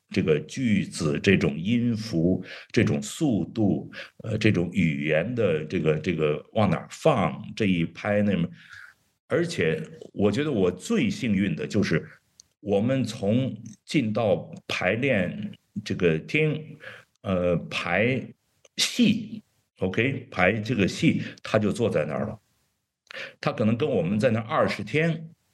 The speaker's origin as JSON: {"language": "Chinese", "country": "China", "also_born_or_lived": "Beijing / New York", "said": "我们中国人"}